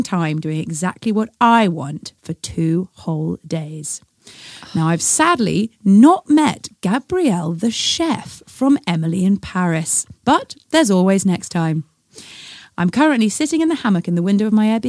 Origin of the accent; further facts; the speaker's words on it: United Kingdom; We're British